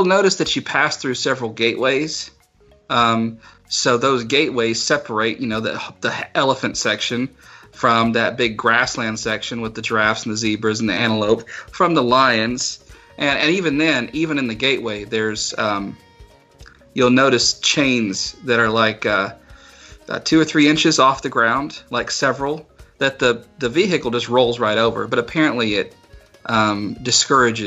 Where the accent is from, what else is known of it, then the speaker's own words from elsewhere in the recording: South Carolina, United States; the zoo I grew up going to in South Carolina